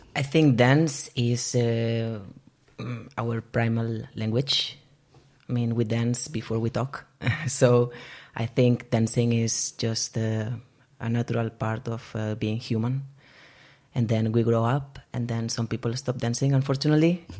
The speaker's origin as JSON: {"language": "English", "town": "Barcelona", "region": "Catalonia", "country": "Spain", "moved": "as an adult", "lives_now": "Bergen, Norway", "said": "I am originally from Barcelona, but I have been living in Bergen since 2016"}